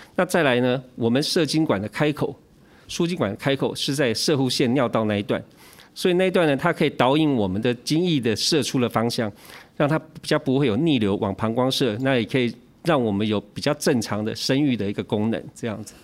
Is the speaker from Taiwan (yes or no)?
yes; Taiwan; 以前我们台湾人谚语嘛